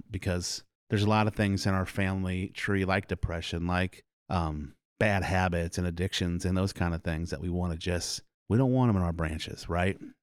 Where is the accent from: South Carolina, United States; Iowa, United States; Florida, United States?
Iowa, United States; Milo; also born or lived in Des Moines, Iowa / Indianola, Iowa / Oklahoma / Carlisle, Iowa; And I grew up in Milo. I've, I've lived in Warren County my whole life.